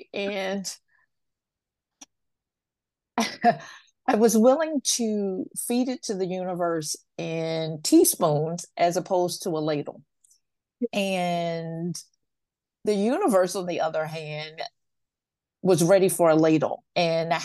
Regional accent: Washington, District of Columbia, United States; I'm a fourth generation Washingtonian

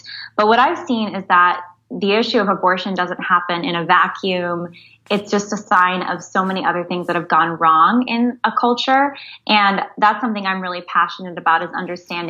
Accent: San Jose, California, United States; I was born and raised in San Jose, California

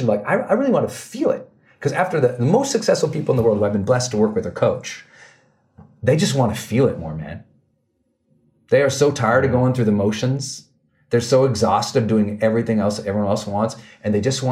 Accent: Montana, United States; I'm from Montana. We're outdoor people

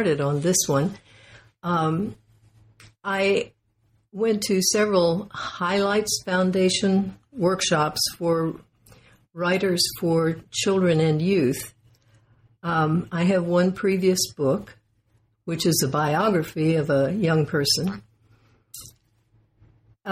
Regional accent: Indiana, United States; I grew up in Indiana in a house full of books

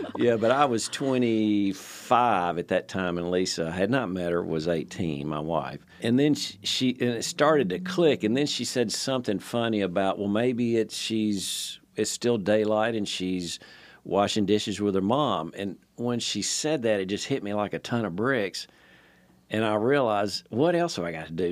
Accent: Nashville, Tennessee, United States; moved away as an adult; also born or lived in Palm Beach, Florida; Born and raised in Nashville

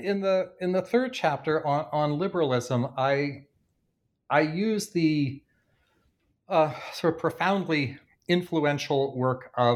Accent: Canada; You'll be familiar in both the UK and in the United States and in my home country of Canada

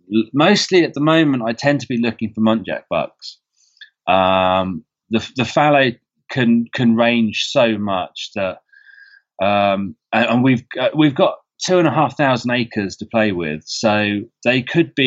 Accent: England, United Kingdom; as an English person

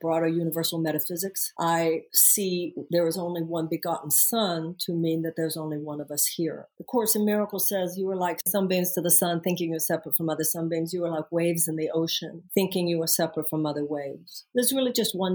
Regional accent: Houston, Texas, United States; I am from Houston, Texas

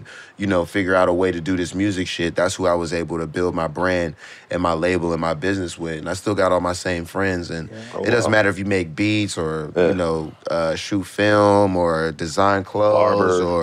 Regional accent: Pittsburgh, Pennsylvania, United States; growing up in Pittsburgh

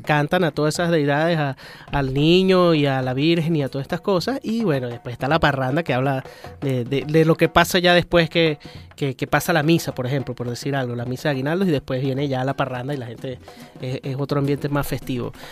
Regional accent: Mérida, Venezuela; Yo que soy de Mérida, que viví mm, mi juventud y mi niñez allá en Mérida

